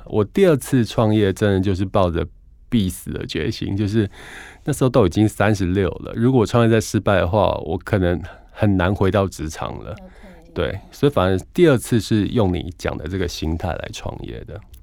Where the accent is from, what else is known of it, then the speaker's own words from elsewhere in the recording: Hualien, Hualien County, Taiwan; 我那时候小时候家里住花莲